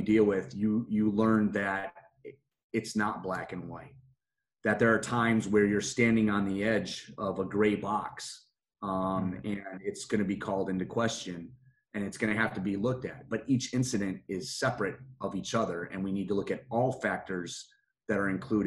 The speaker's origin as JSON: {"language": "English", "area": "just outside of Detroit", "region": "Michigan", "country": "United States", "tie": "born or raised there", "moved": "yes", "lives_now": "Pima County, Arizona, United States", "said": "Where I grew up was just outside of Detroit, Michigan."}